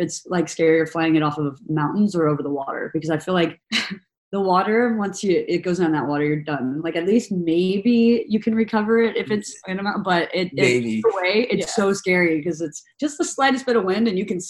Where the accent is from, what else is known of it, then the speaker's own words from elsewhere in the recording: Tennessee, United States; also born or lived in San Francisco / Texas / Australia; now in New York, United States; Like I'm from Tennessee originally, but I moved to San Francisco. I've lived in Texas. I've lived in Australia for a year.